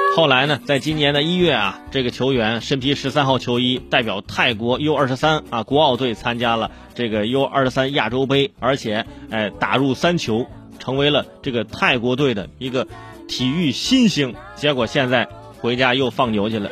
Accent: Hebei, China; 这是我生在河北这个地方啊，真的有点吃亏，因为我们当地啊，说的就是普通话

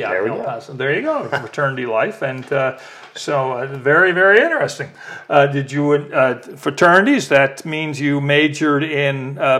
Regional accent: El Paso, Texas, United States; Now, I grew up in El Paso

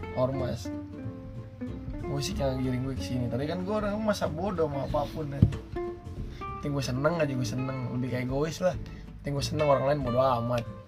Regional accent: Brebes, Central Java, Indonesia; moved away; gue pulang kampung ke Brebes

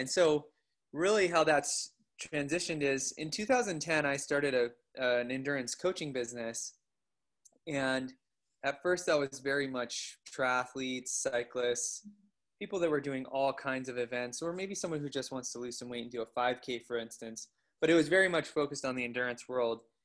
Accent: Coeur d'Alene, Idaho, United States; I grew up in the Coeur d'Alene area. I went to Coeur d'Alene High School

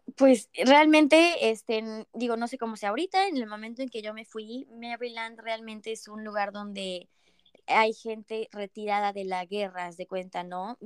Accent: Mérida, Yucatán, Mexico; moved away as an adult; now in Canada; soy de Mérida

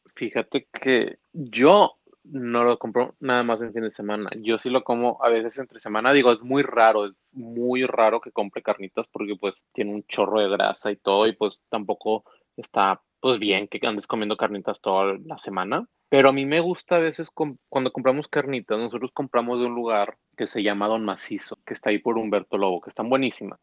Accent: Monterrey, Nuevo León, Mexico; somos del norte y soy regio

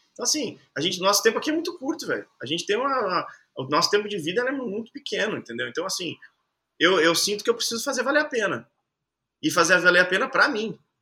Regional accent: Caxias do Sul, Rio Grande do Sul, Brazil; moved away as an adult; also born or lived in Rocinha, Rio de Janeiro; Eu saí lá de Caxias do Sul, fiquei três anos na Rocinha morando num sótão.

